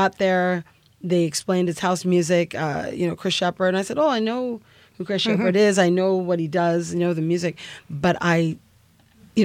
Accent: Canada; Growing up in Canada

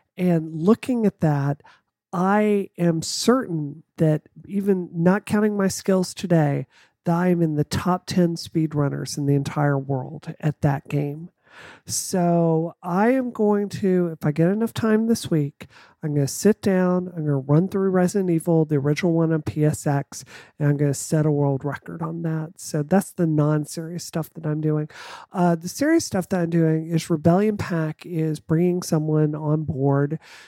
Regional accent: the South, United States; because I mean, you know, growing up in the South, I have run into people that really, really, really do believe

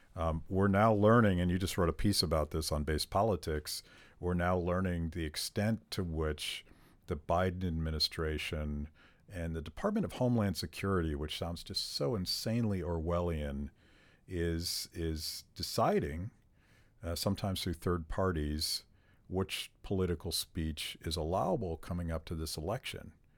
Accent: Pittsburgh, Pennsylvania, United States; I grew up in Pittsburgh

